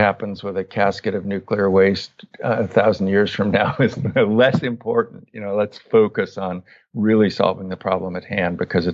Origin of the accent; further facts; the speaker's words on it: Northern California, United States; So I grew up in Northern California in the 1970s, 60s and 70s.